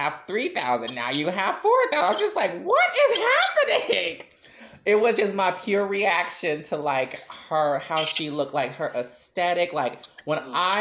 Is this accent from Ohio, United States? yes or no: no; Chicago, Illinois, United States; I'm from the West Side